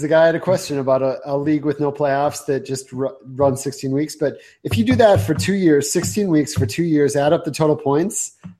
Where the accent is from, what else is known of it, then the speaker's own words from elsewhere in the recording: Minnesota-Canadian border, United States; I was born on the Minnesota-Canadian border